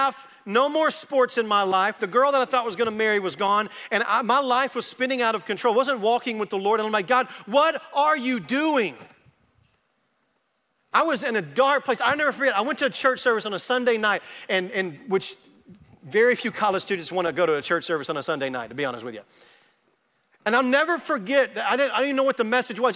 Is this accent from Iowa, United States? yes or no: no; Arkansas, United States; moved away as an adult; now in Texas, United States; I grew up in Arkansas and I never had intentions to move into Texas